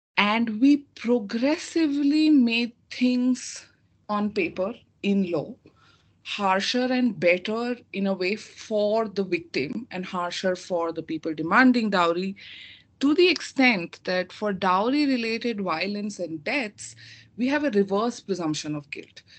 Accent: India; moved away; I come from India and I studied law. My law school, five years of law school was done in India

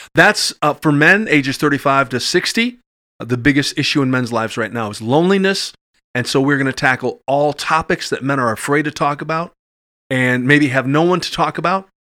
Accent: Madison, Wisconsin, United States; I grew up in Madison from about the age of three and a half. Uh, went to Sherman uh, Middle School and grade school, and went to Madison East.

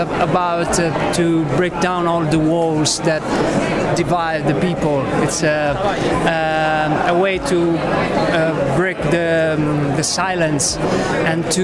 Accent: Italy; I'm from Italy

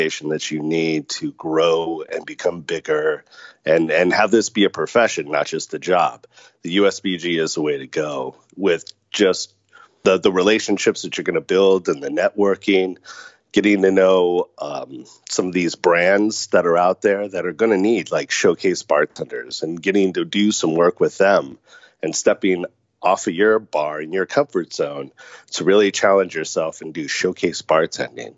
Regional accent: Orange County, California, United States; moved away as an adult; also born or lived in Las Vegas; I was born and raised in Orange County

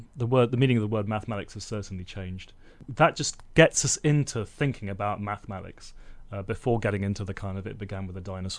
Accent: London, United Kingdom; born there; accent: Indian; now in Bellingham, United States; Yeah, I was born in London, and I actually had an Indian accent till I was 13, and my parents sent me away to a boarding school, and I got this posh accent.

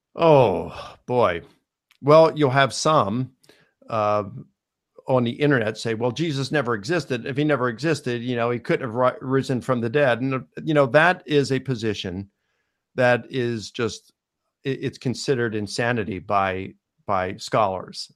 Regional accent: Baltimore, Maryland, United States; I was born in Baltimore, Maryland

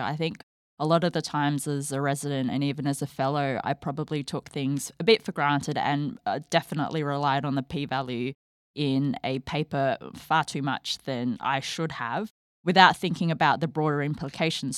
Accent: Australia; moved away as an adult; I am an Australian trained endocrinologist, and before starting this fellowship, I was living in Australia, so I'm heading back home

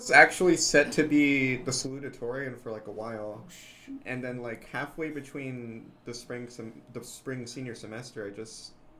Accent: Monahans, Texas, United States; I am originally from Monahans, about 40 minutes away.

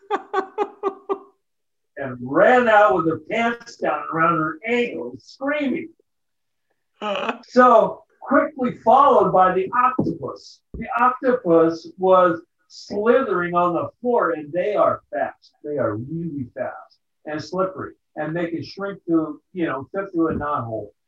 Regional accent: California, United States; we're from Southern California trying to take over a town.

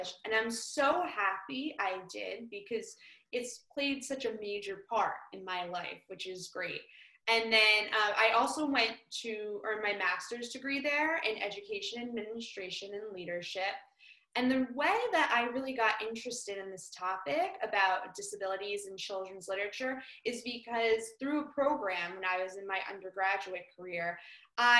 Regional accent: West Orange, New Jersey, United States; I'm from West Orange, New Jersey

